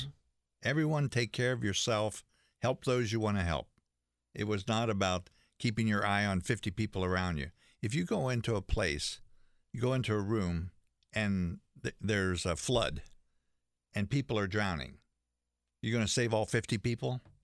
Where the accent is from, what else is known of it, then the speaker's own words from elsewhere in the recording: West Virginia, United States; I grew up in West Virginia